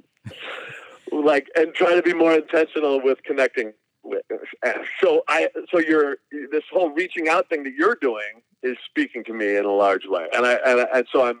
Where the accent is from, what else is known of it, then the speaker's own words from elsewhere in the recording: Burbank, California, United States; also born or lived in Hong Kong; eventually he settled down in Burbank out in Los Angeles, which is where, we spent our entire lives